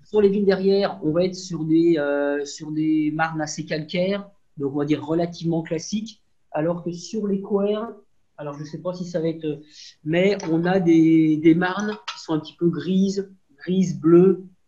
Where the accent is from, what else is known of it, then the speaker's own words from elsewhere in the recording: Montagny-lès-Buxy, Bourgogne-Franche-Comté, France; also born or lived in Beaune; je suis originaire de Montagny. Mes parents sont originaires de Montagny.